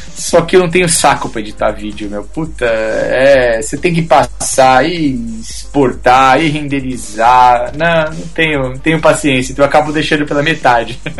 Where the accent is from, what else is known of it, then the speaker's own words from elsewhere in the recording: Brazil; como brasileiro, e eu assim, fotógrafo